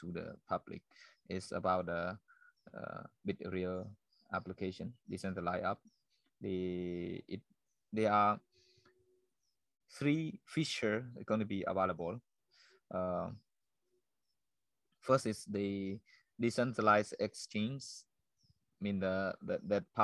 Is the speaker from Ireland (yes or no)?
no; Cambodia; this is my hometown